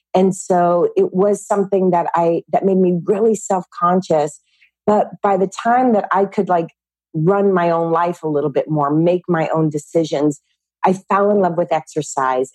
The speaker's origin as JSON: {"language": "English", "region": "California", "country": "United States", "tie": "born or raised there", "said": "I grew up in California with 10 brothers and sisters"}